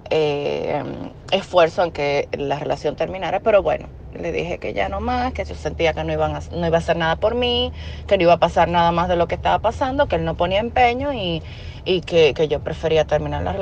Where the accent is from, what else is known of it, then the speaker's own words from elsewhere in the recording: Dominican Republic; Eh, yo soy de República Dominicana, soy tu fiel seguidora ya de hace un tiempo.